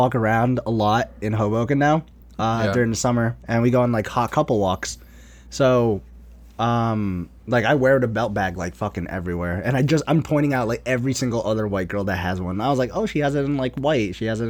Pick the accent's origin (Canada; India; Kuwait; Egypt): Kuwait; born there; I was born in Kuwait. So like I was born in the Middle East.